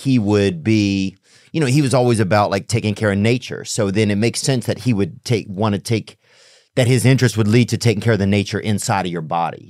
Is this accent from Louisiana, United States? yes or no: yes; Covington, Louisiana, United States; Because in my town, I grew up in Covington, Louisiana, and they were making the polio vaccine in our town in like the 60s or something